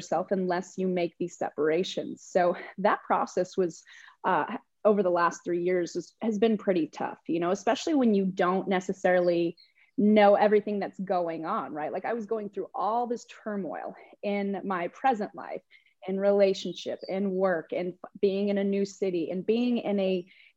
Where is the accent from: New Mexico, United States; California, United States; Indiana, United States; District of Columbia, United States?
New Mexico, United States; moved away as an adult; now in Austin, United States; I grew up in New Mexico, so there was a certain way of how things went and operated, and I was surrounded by family